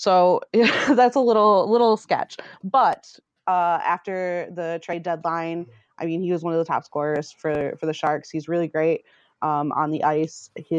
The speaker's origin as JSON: {"language": "English", "region": "Michigan", "country": "United States", "tie": "born or raised there", "said": "So I grew up in Michigan. So hockey is everywhere in Michigan. I'm from a very small town."}